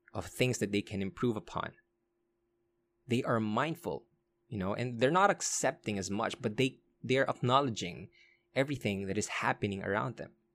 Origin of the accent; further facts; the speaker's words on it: Olongapo, Central Luzon, Philippines; I was born in Olongapo. I was raised in Olongapo.